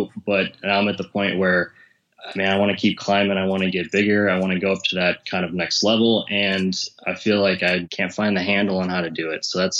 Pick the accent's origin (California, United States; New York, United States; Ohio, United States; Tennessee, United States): Ohio, United States; Cleveland; I'm from Cleveland, Ohio, and I run an online health fitness business.